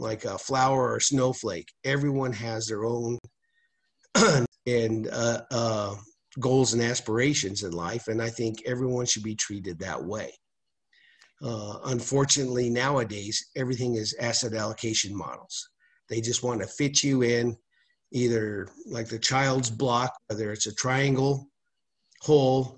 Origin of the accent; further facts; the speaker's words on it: Albuquerque, New Mexico, United States; I grew up here in Albuquerque, New Mexico, born and raised